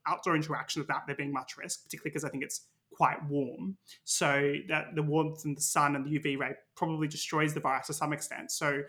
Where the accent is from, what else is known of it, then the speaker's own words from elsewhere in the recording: Victoria, Australia; now in United Kingdom; by comparison to my home state in Victoria and Australia, they've had about 100 cases total in the last week